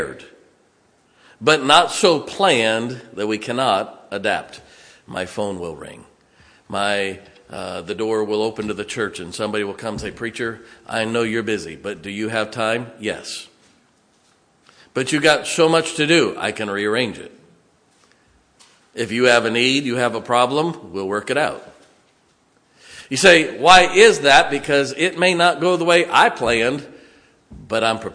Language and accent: English; Ohio, United States; moved away as an adult; also born or lived in California / South Carolina / Indiana; now in West Virginia, United States; I never thought I would live in West Virginia. I grew up in Ohio